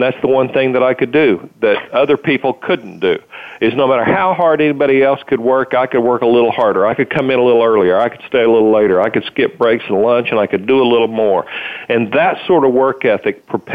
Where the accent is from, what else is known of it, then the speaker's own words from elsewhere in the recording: Muskogee, Oklahoma, United States; I grew up in Muskogee, Oklahoma